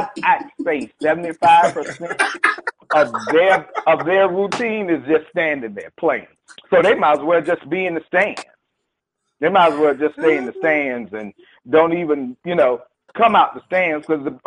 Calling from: Jacksonville, Florida, United States; from Jacksonville. How you guys doing?

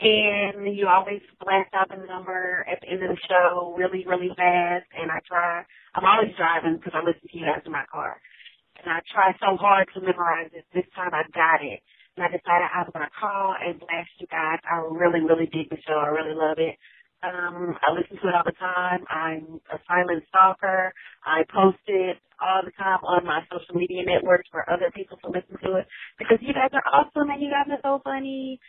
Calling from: Houston, Texas, United States; I'm calling from Houston, Texas. Go, Texas.

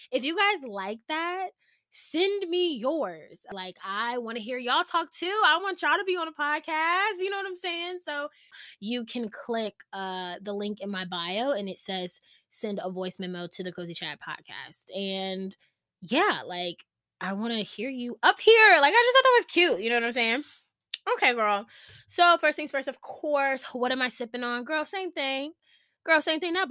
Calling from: Virginia, United States; I'm tuning in from Virginia

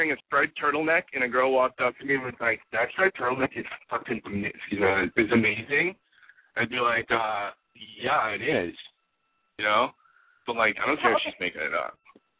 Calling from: Los Angeles, California, United States; I'm calling from Los Angeles.

